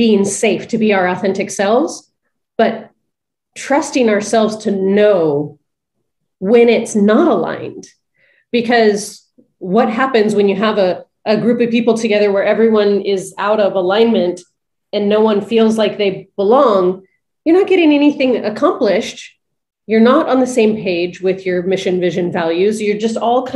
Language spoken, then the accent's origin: English; Big Bear, California, United States; moved away; growing up in Big Bear, lived there for 16 years of my life, moved there when I was 13, or when I was three, sorry, not 13